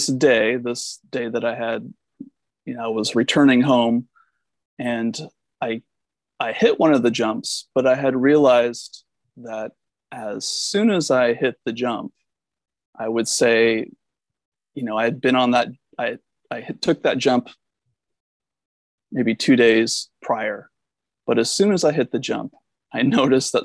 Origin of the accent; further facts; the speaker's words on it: Washington, United States; moved away as an adult; also born or lived in Arcata, California; I grew up in Washington State